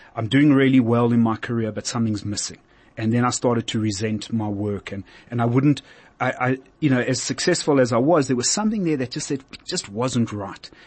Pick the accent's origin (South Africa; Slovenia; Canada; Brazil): South Africa; I'm a South African and moved on